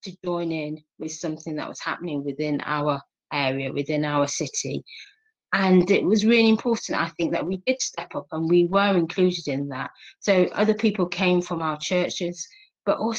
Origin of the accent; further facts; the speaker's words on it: Nottingham, East Midlands, United Kingdom; I'm from Nottingham, born here, brought up here.